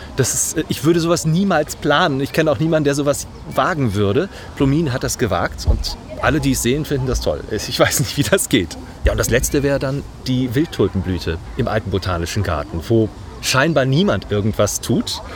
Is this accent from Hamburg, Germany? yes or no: yes; Hamburg, Germany; Ich komme aus Harburg ursprünglich